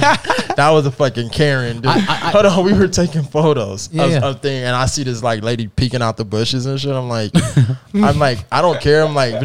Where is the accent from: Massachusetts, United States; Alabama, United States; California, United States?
California, United States; also born or lived in San Antonio, Texas; You know, I'm from California